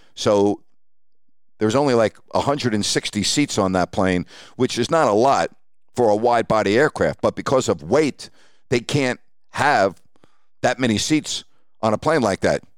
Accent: Syosset, New York, United States; growing up on Long Island in Syosset, New York

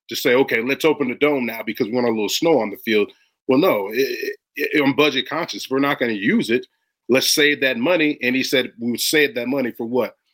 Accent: Florida, United States; moved away; also born or lived in Chicago; I'm from Florida.

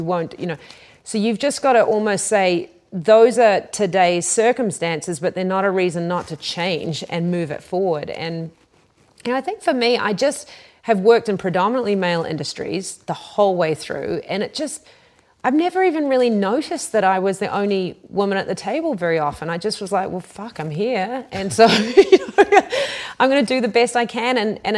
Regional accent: New Zealand; I come from New Zealand, and we, many people may not know, were the first country in the world to give women the vote.

